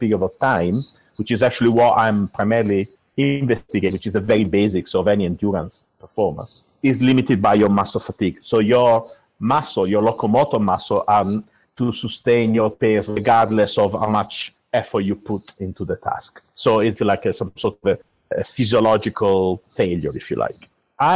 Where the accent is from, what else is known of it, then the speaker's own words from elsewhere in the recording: Italy; moved away as an adult; also born or lived in Milan, Italy / United States; now in United Kingdom; I'm actually originally from Italy